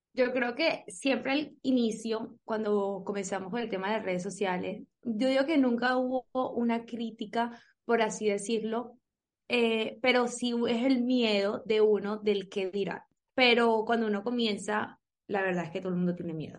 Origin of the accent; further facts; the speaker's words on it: Colombia; somos colombianas